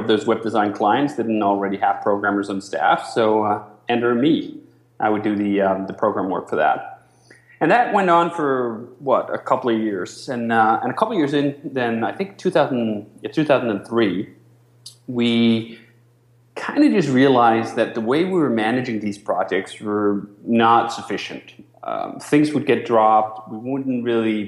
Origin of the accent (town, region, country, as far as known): Denmark; moved away as an adult; now in United States